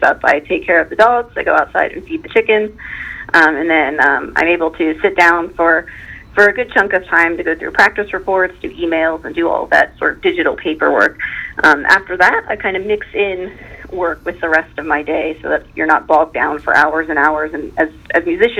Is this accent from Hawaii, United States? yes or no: no; Pataskala, Ohio, United States; moved away as an adult; now in Mount Vernon, United States; Watkins Memorial, which also happens to be where I graduated from.